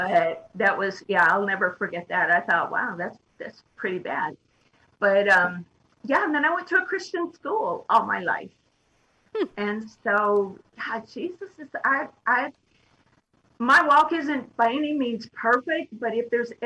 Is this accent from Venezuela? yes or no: no; Midwest, United States; now in California, United States; I was born in the Midwest. I'm from the Midwest, actually.